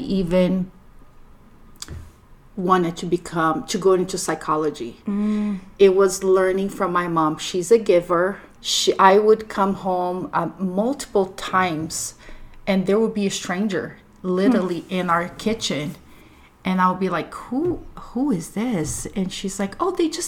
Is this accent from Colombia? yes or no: no; Brazil; now in United States; So I grew up in Brazil. I was born in Brazil.